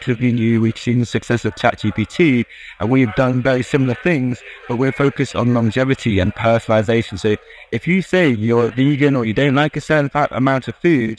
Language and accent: English; United Kingdom; as you may tell from my accent, I'm from the UK